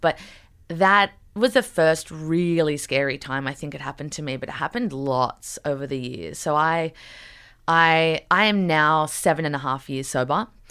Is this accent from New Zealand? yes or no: no; Newcastle, New South Wales, Australia; moved away as an adult; also born or lived in New York City; growing up in Newcastle